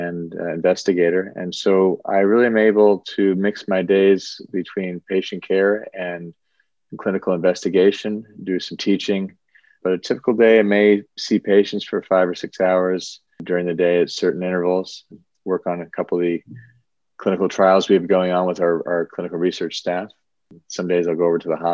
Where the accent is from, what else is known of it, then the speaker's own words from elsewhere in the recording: Dallas, Texas, United States; moved away as an adult; also born or lived in Boston, Massachusetts / Ohio / Washington, D.C.; now in New York City, United States; I moved to Dallas, Texas at the age of 7 and really grew up a Texan